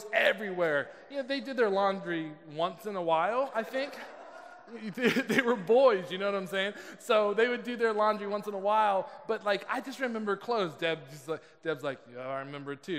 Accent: California, United States; I'm from California

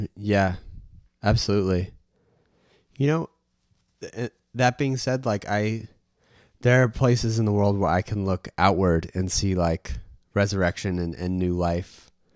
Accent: United States; me being American

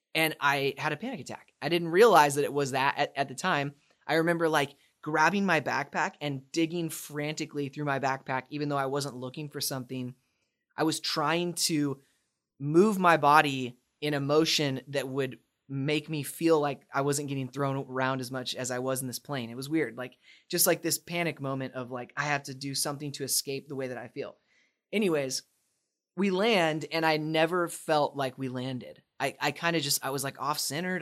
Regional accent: Spokane, Washington, United States; moved away as an adult; also born or lived in Dallas; born and raised in Spokane, Washington

